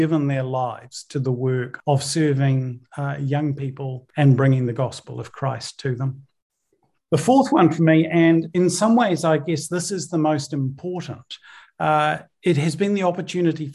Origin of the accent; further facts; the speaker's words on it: New Zealand; also born or lived in Northern Ireland, United Kingdom; I was born in the United Kingdom, in Northern Ireland, moved over to New Zealand when I was around 8 years old.